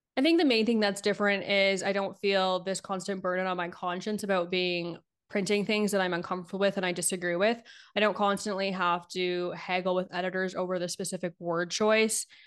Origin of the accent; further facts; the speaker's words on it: Niagara region, Ontario, Canada; also born or lived in Ottawa; I worked at a newspaper in my hometown in the Niagara region